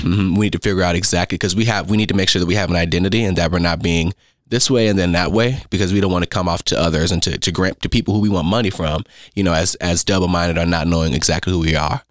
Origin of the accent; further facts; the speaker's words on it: Las Vegas, Nevada, United States; moved away as an adult; also born or lived in Oakland, California; now in Owensboro, United States; I'm from Las Vegas, Nevada. Now, I was born in Oakland, California